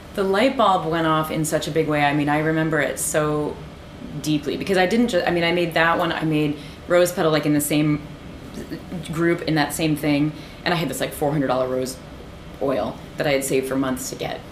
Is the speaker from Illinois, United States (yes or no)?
yes; Peoria, Illinois, United States; moved away; also born or lived in Ohio; I grew up in the Midwest